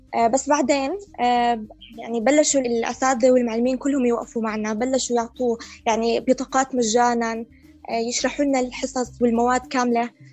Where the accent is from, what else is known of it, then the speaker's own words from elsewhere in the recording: Jordan; عندنا في الاردن